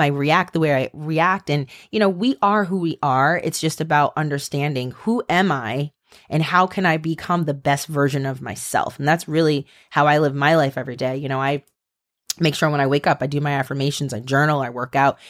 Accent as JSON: {"language": "English", "region": "Maryland", "country": "United States", "said": "you guys know I'm from Maryland"}